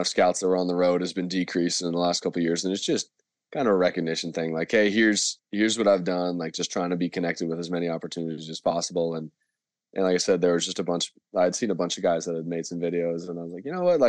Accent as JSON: {"language": "English", "country": "Canada", "also_born_or_lived": "San Francisco, United States", "moved": "as an adult", "said": "being a Canadian student in the U.S."}